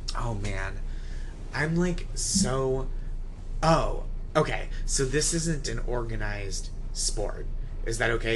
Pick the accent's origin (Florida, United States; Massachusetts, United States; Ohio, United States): Massachusetts, United States; Stoneham; I grew up in Stoneham, Massachusetts